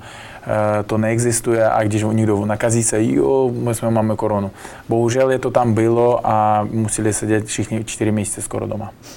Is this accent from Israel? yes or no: no; Bukhara, Bukhara Region, Uzbekistan; Czech is a second language; moved away as an adult; now in Prague, Czech Republic; odkud já pocházím, Buchara, město